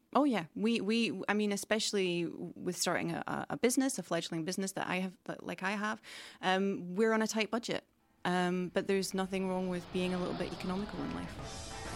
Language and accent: English; United Kingdom; moved away as an adult; now in Stockholm, Sweden; the U K where I'm from